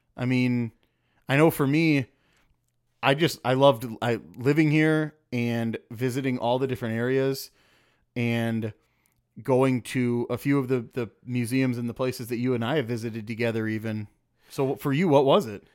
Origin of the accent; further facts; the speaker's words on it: Elkhorn, Wisconsin, United States; I grew up in the Elkhorn area.